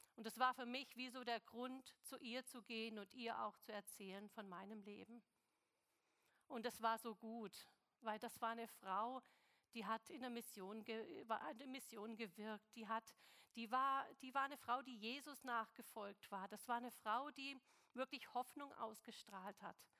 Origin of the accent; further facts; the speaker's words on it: Stuttgart, Baden-Württemberg, Germany; moved away; also born or lived in China; Ich bin in Stuttgart geboren, im Schwabenland